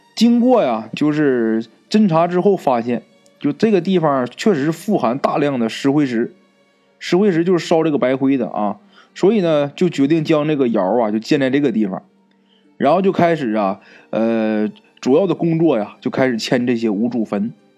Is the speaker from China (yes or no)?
yes; Northeast China, China; accent: Northeastern dialect; 按照咱们东北话说